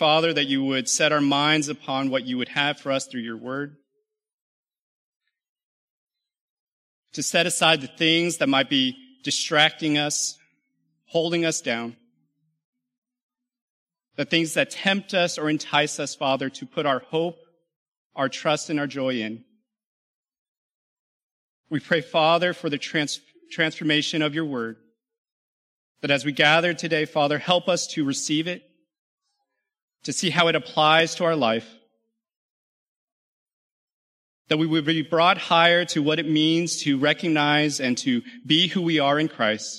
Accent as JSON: {"language": "English", "region": "California", "country": "United States", "tie": "born or raised there", "also_born_or_lived": "Louisiana / Alabama", "moved": "yes", "lives_now": "McKinney, United States", "said": "I grew up in California"}